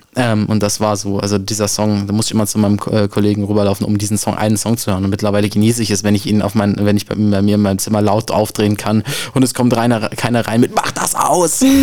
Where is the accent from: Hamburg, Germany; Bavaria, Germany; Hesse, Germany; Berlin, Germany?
Hesse, Germany; Frankfurt; ich komme aus der Nordweststadt, ich wohne